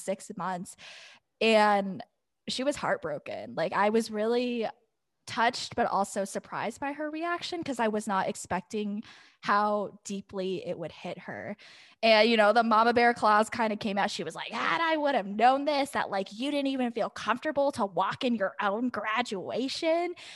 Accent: Scottsdale, Arizona, United States; growing up in Scottsdale.

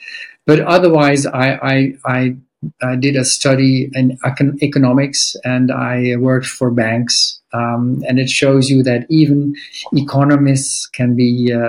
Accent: Netherlands; also born or lived in South America / Iran; So I was born in America, but that's South America because my parents were there. My father worked for Shell. And we moved later on to Iran. And then later, when I was 8, I came in the Netherlands.

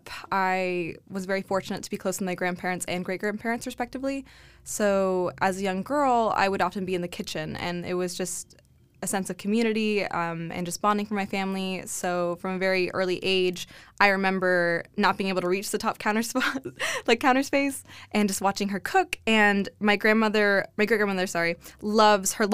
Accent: Corpus Christi, Texas, United States; moved away as an adult; now in Austin, United States; growing up in Corpus Christi, like South Texas, you know, being Tejana

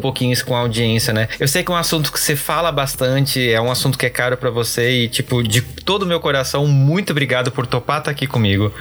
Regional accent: Brazil; Como brasileiro

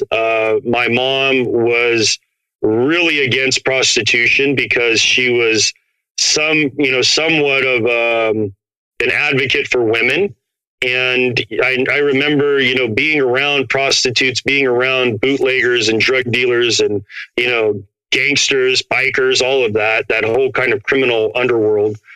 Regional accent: Portland, Oregon, United States; also born or lived in Phoenix, Arizona; I grew up brown in Portland, Oregon, which is one of the whitest cities in America, and then white in a little barrio in uh, right outside of Phoenix

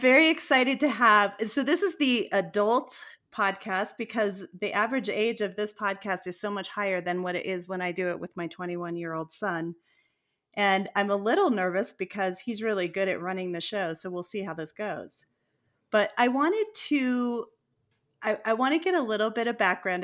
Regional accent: Colorado, United States; I'm from Colorado

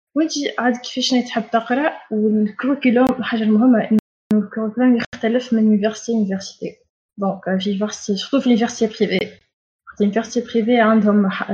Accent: Tunisia; moved away as an adult; now in Turkey; عندنا في تونس

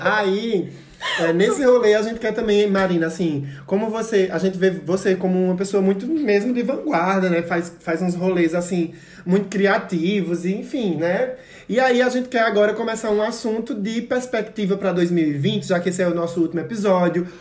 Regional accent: Santa Cruz do Capibaribe, Pernambuco, Brazil; eu sou de Santa Cruz

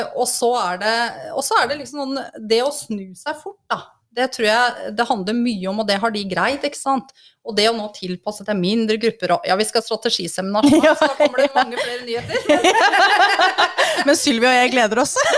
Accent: Engerdal, Innlandet, Norway; Jeg, jeg kommer fra Engerdalen, ei lita, lita bygd oppe i Hedmark eller Innlandet.

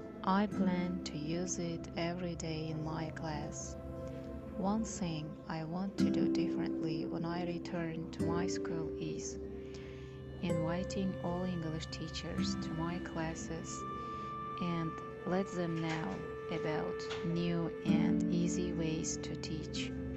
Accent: Xorazm Region, Uzbekistan; English is a second language; I am from Khwarezm. I work at school number 4.

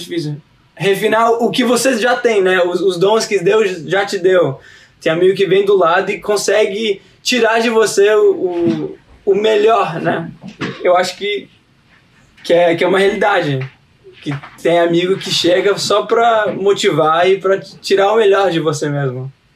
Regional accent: United States; Portuguese is a second language; eu sou brasileiro na veia, mas eu sou americano na cabeça

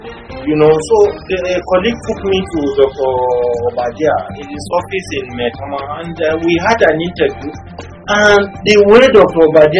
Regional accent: Nigeria

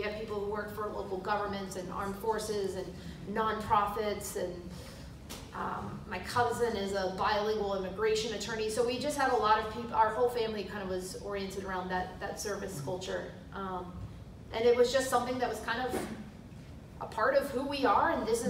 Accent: Virginia Beach, Virginia, United States; So I'm actually from Virginia Beach.

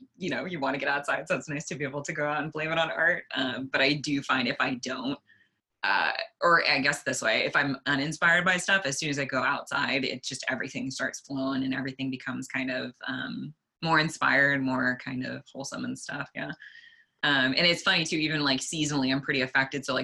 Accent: Sacramento, California, United States; I'm in Sacramento and this is also my hometown

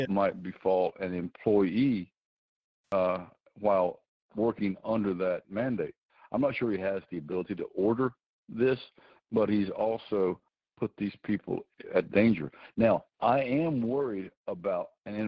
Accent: Kentucky, United States; Here in my home state here of Kentucky

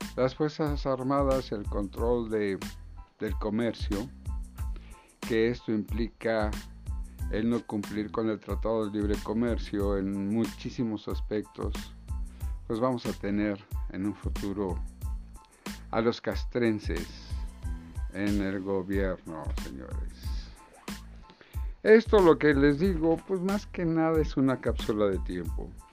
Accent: Mexico; como mexicanos necesitamos

